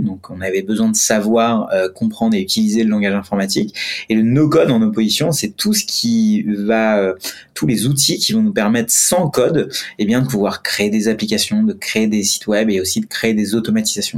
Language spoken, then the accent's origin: French; India; moved away; je suis indien. Et quand je suis, bon, j'ai grandi en Inde